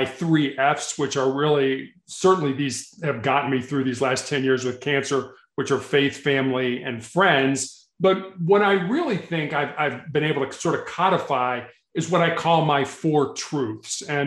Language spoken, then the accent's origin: English; Chicago, Illinois, United States; growing up in Chicago